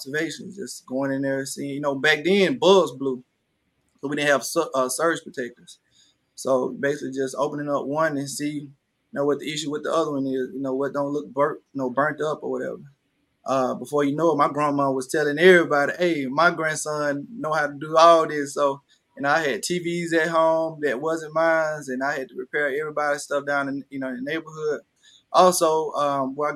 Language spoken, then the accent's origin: English; Panola County, Mississippi, United States; growing up, you know, in Panola County